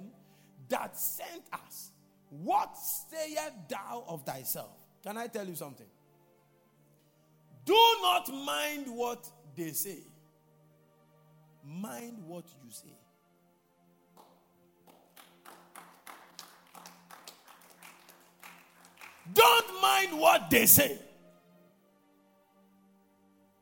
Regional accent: Ghana; I'm a Ghanaian. I'm not a Nigerian

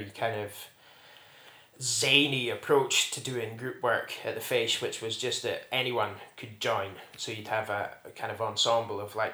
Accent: Strathcanaird, near Ullapool, Scotland, United Kingdom; Where I grew up in Strathcanyard, just north of Ullapool, was in a little crofting hamlet

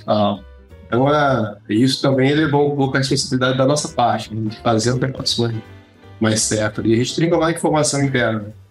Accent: Viana, Espírito Santo, Brazil; also born or lived in Vitória, Espírito Santo; eu sou de Viana.

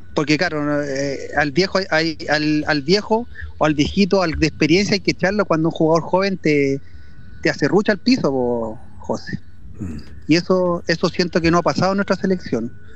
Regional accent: Los Andes, Valparaíso, Chile; yo soy coterráneo, o sea, soy aquí andino, andino destacado, hijo ilustre

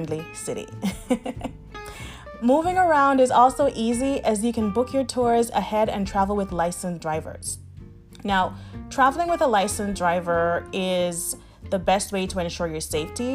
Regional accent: Montego Bay, Saint James, Jamaica; also born or lived in Miami; now in Amsterdam, Netherlands; my hometown of Montego Bay, Jamaica

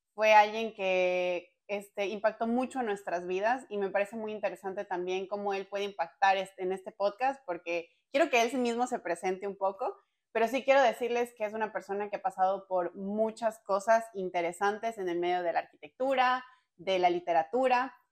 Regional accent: Ecuador; nosotros somos de Ecuador

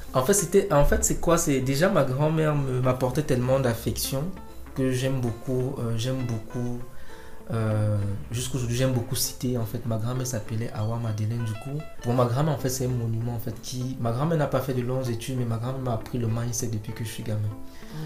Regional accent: Cameroon; je suis camerounais parce que ma mère est de l'Est elle est, elle est yabassienne. Mon père, lui, il est bangou

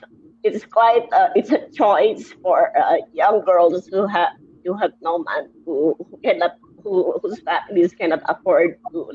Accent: Taytay, Rizal, Philippines; Taytay. It's the garment capital of the Philippines.

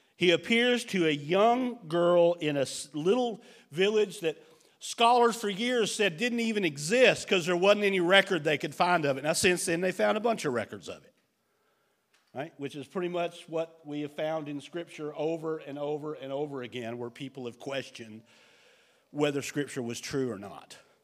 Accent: United States; as an American

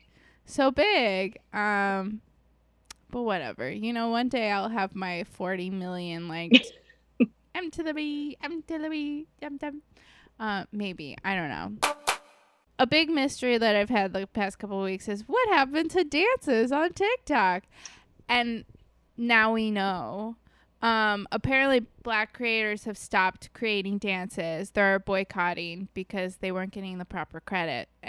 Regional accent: East Coast, United States; I am from the East Coast

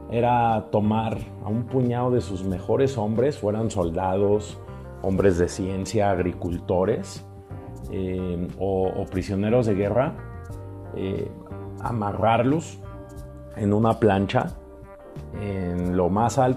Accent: Mexico; México, mi país.

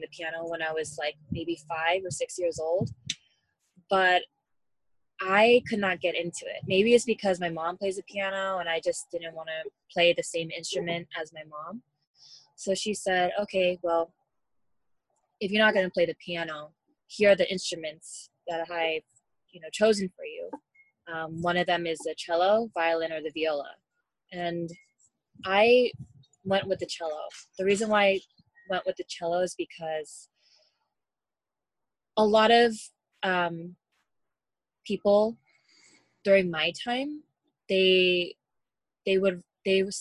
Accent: United States; I was born in the States, but my family is from South Korea.

